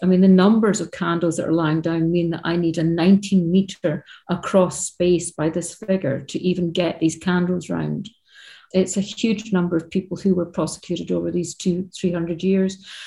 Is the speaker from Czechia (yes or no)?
no; Scotland, United Kingdom; I grew up in Scotland